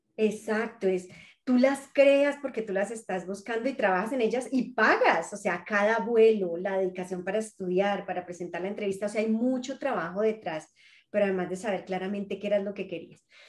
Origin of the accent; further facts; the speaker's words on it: Colombia; a mí como colombiana